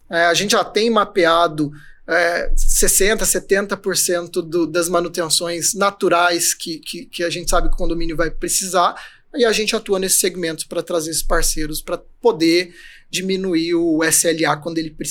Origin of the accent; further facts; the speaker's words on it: Cuiabá, Mato Grosso, Brazil; moved away as an adult; also born or lived in Fortaleza; eu sou nascido em Cuiabá, Mato Grosso.